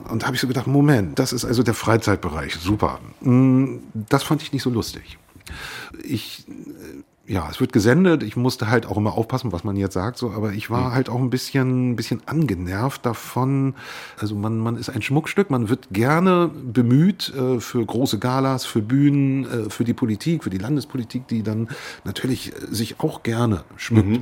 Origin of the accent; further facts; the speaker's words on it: Rostock, Mecklenburg-Vorpommern, Germany; Als gebürtiger Rostocker liebe ich das Wasser